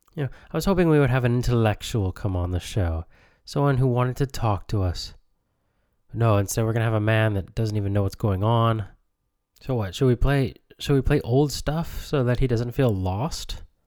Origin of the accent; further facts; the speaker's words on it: United States; I grew up in America